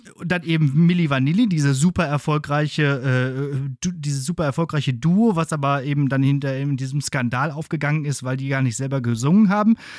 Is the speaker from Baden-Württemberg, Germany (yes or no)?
no; Bottrop, North Rhine-Westphalia, Germany; in Bottrop, da hatten wir eigentlich äh, alles fußläufig oder mit dem Fahrrad zu erreichen